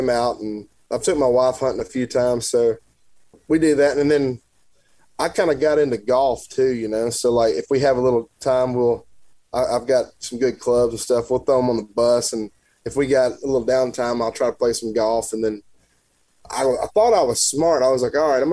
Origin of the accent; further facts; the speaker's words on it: Tennessee, United States; I grew up in Tennessee